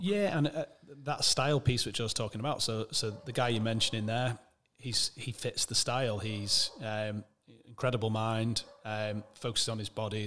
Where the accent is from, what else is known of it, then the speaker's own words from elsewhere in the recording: Manchester, North West England, United Kingdom; also born or lived in Wirral / Alderley Edge; I'm from Manchester originally.